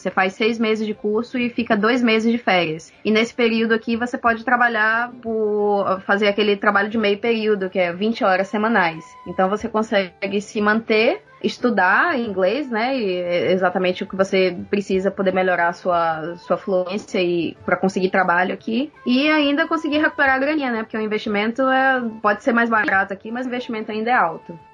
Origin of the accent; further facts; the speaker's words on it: Bahia, Brazil; moved away as an adult; now in Ireland; eu, como baiana